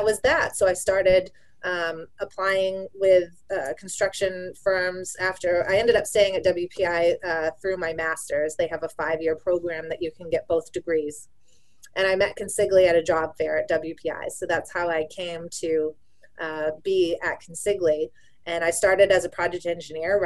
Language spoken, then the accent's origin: English; Maine, United States; moved away as an adult; also born or lived in Massachusetts; I grew up in Maine